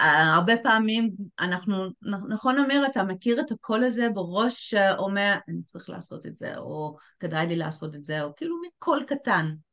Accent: England, United Kingdom; also born or lived in Tel Aviv, Israel; now in Israel; בתור בריטית שמגיעה לארץ

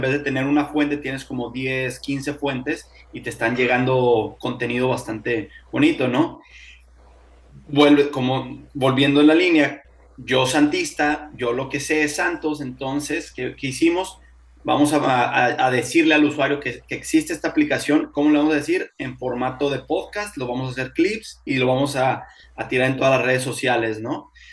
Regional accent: Torreón, Coahuila, Mexico; now in Houston, United States; Soy originario de Torreón

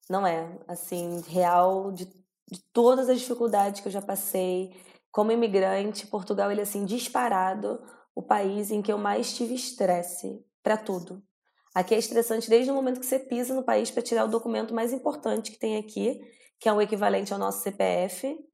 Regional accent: Brazil; now in Australia; no que a gente passa como brasileiros aqui, porque a gente vem real achando que vai ser muito fácil.

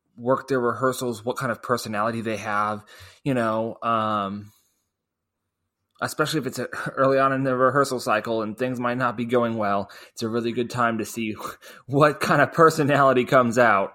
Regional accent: Springfield, Missouri, United States; I was from Springfield

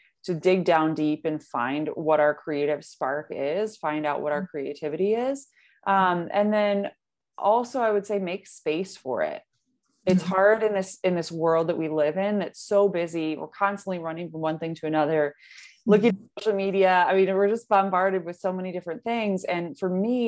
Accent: Detroit, Michigan, United States; also born or lived in Washington, D.C.; come back to my home, come back to Michigan, move back to Detroit

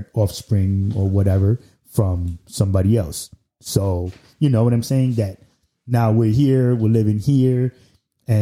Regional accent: New York City, New York, United States; I'm still from Brooklyn

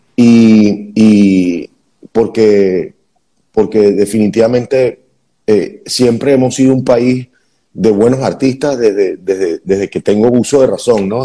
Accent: Venezuela; moved away as an adult; como venezolanos

